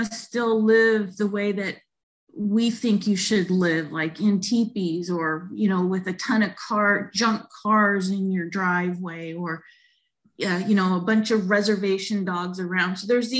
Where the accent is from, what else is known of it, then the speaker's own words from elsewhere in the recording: St. Mary's, United States; When I tell them and I say, I'm from St. Mary's, then there can kind of be this difference.